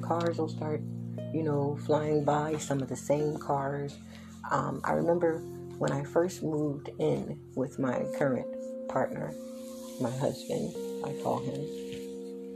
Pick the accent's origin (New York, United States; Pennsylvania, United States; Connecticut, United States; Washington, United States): Pennsylvania, United States; Philadelphia; also born or lived in Willow Grove, Pennsylvania / Chester, Pennsylvania / Darby, Pennsylvania / Upper Darby, Pennsylvania; Willow Grove, my hometown. Born and raised in both Philly and Willow Grove.